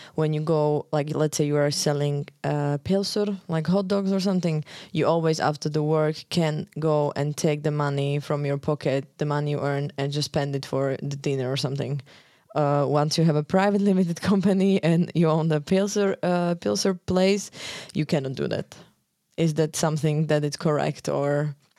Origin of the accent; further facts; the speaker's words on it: Slovakia; moved away as an adult; now in Iceland; I live in Iceland almost four years. Um, originally, I'm coming from Slovakia